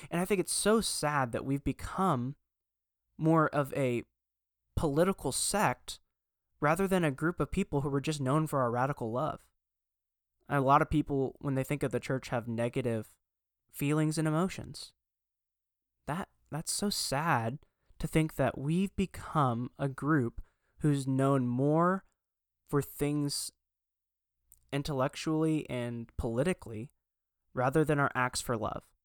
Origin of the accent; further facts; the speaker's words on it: United States; I'm an American Christian